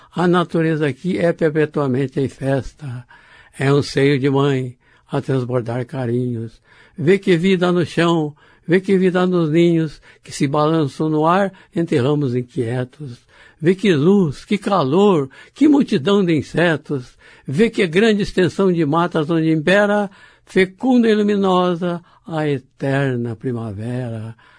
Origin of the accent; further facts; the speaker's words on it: Brazil; sou brasileiro